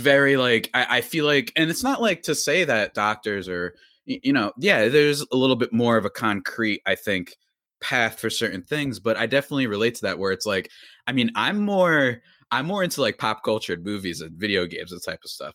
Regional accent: New Jersey, United States; I'm from this good old state, and by good old state, I mean, you know, depends on your view of things. That's New Jersey.

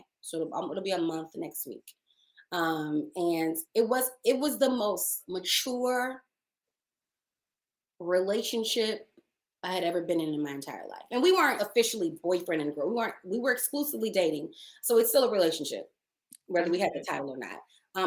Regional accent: Dallas, Texas, United States; also born or lived in Maryland; now in Los Angeles, United States

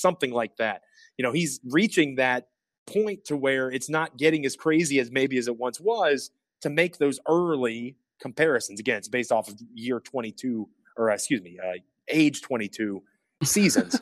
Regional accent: Northern Virginia, United States; I'm from Northern Virginia

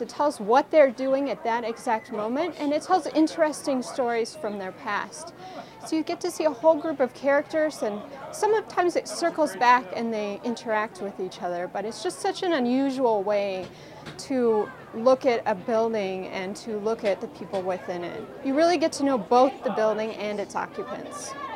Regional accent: Tucson, Arizona, United States; I grew up here in Tucson

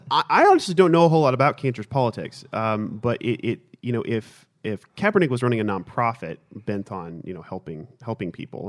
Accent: Houston, Texas, United States; growing up in Houston

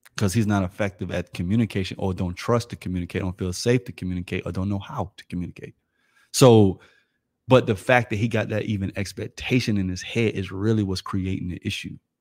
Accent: Florida, United States; I'm from Florida.

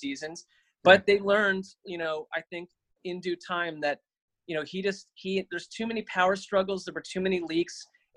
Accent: Connecticut, United States; I grew up in Connecticut

